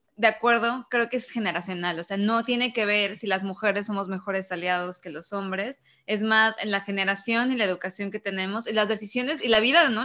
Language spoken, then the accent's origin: Spanish; Mexico